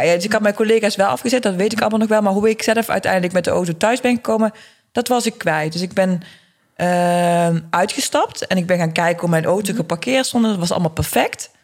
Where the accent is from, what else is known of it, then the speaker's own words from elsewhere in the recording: Eindhoven, North Brabant, Netherlands; ik ben geboren en getogen in Eindhoven.